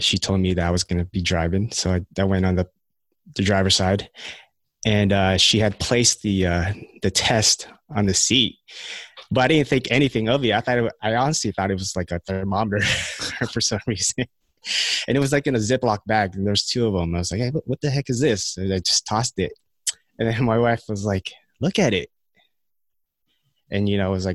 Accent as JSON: {"language": "English", "country": "United States", "tie": "born or raised there", "also_born_or_lived": "Philippines"}